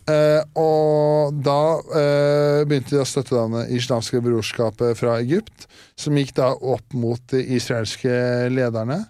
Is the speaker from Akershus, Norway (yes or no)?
yes; Årnes, Akershus, Norway; Årnes, der jeg er fra